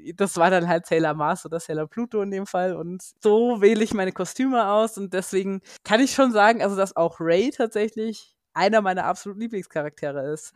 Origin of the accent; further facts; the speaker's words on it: Germany; moved away as an adult; also born or lived in United States; now in Munich, Germany; ich komme zwar nicht aus dem Rheinland selber, aber zumindest so anderthalb Stunden südlich von Köln